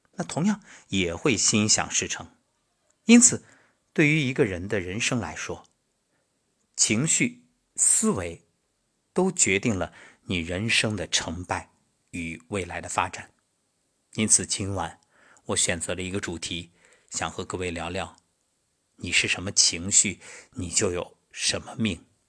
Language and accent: Chinese; Xuzhou, Jiangsu, China; moved away as an adult; 我觉着我的家乡就是整个世界。因为从小到大，无论是上学、工作，没有离开过